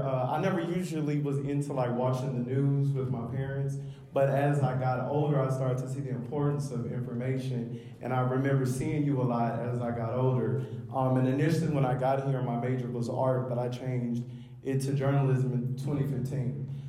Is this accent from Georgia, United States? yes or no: no; Los Angeles, California, United States; moved away; I'm from Los Angeles, California.